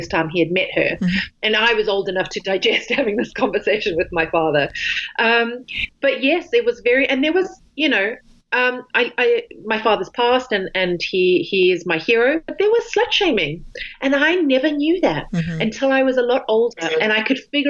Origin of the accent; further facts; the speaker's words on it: South Africa; originally, I grew up in South Africa, and we, along the beach, we never had shoes on